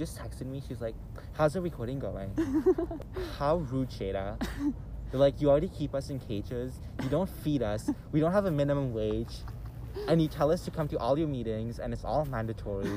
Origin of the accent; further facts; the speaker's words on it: Mauritius; moved away; I spoke French, and I'm from Mauritius